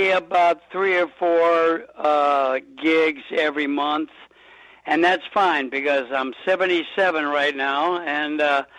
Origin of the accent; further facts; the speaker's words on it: Los Angeles, California, United States; moved away as an adult; also born or lived in Manhattan, New York; now in Rochester, United States; Well, yeah, I grew up in Los Angeles. I was born in Manhattan, New York, and when my dad and Dean Martin started doing movies together, we moved out to Los Angeles. So I lived there, you know, until I was in my 40s, I guess.